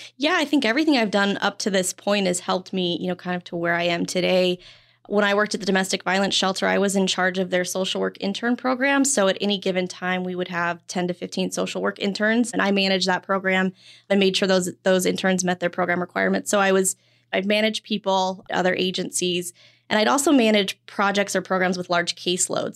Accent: Wyoming, United States; moved away as an adult; also born or lived in Phoenix; I'm originally from Wyoming

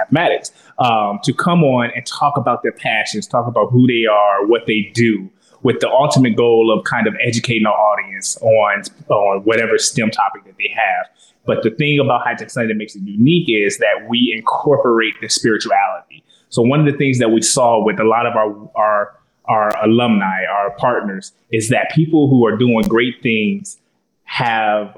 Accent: Chicago, Illinois, United States; moved away as an adult; now in Baltimore, United States; I'm from Chicago

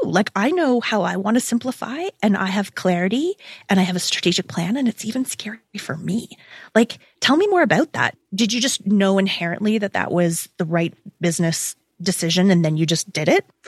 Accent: Toronto, Ontario, Canada; We're both Toronto girls

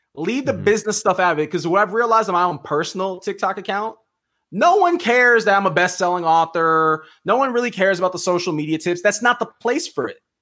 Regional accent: Miami, Florida, United States; I'm from Miami

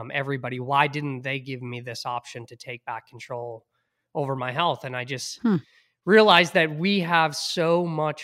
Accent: Hingham, Massachusetts, United States; growing up in Hingham, bringing my inhaler to football practice

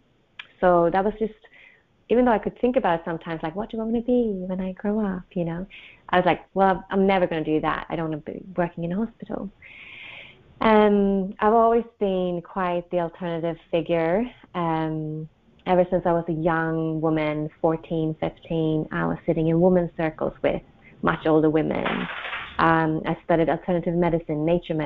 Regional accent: Sweden; moved away as an adult; also born or lived in Australia; I come from Sweden. I'm back in Sweden. I've lived abroad for many, many years, mostly in Australia

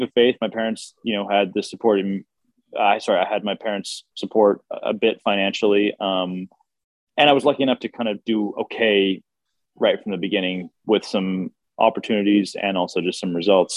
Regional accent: United States; growing up in America

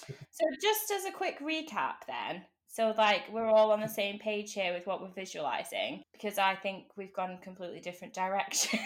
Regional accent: United Kingdom; we are British.

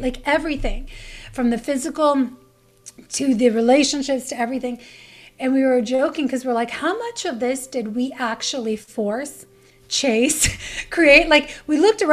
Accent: Canada; moved away; I'm from Canada

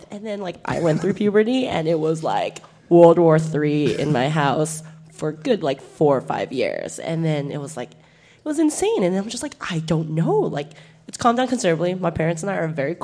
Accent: Monterey Park, California, United States; I grew up in Monterey Park

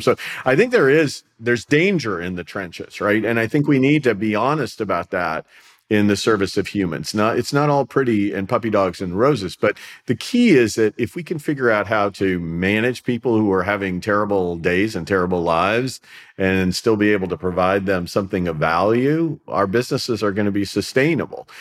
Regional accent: Tampa, Florida, United States; I am from the Tampa, Florida area

